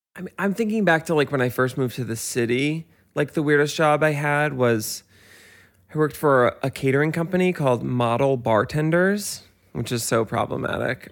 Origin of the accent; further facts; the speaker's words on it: Westchester, New York, United States; I grew up in Westchester, so e, all of my friends' parents take the Metro North into work